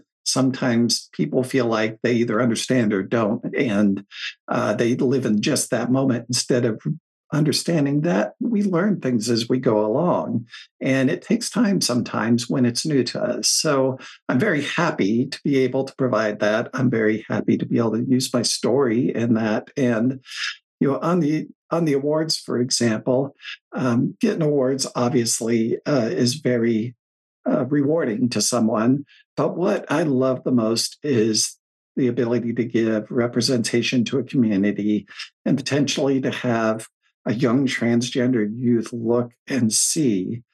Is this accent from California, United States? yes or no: no; Coventry, Rhode Island, United States; I lived in Coventry. So it's Central West.